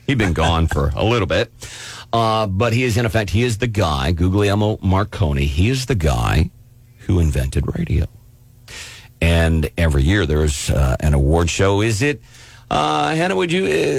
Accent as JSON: {"language": "English", "region": "Missouri", "country": "United States", "tie": "born or raised there", "said": "I grew up mostly in Missouri."}